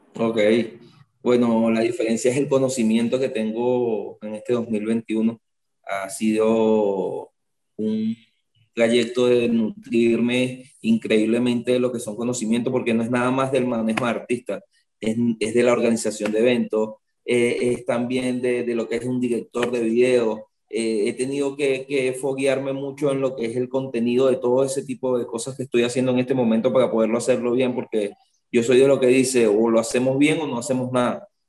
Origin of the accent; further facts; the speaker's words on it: Venezuela; mi tierra, porque Venezuela para mí, o sea, nunca la voy a dejar, siempre voy a trabajar aquí en Venezuela.